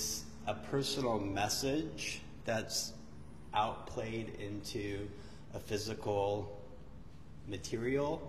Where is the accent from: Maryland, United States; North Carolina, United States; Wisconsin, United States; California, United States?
California, United States; Northern; moved away as an adult; now in Los Angeles, United States; I grew up in Northern California and went to Berkeley